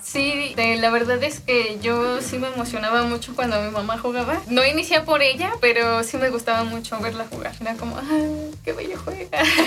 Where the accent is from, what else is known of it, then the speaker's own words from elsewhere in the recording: Mexico; yo todo era siempre aquí en México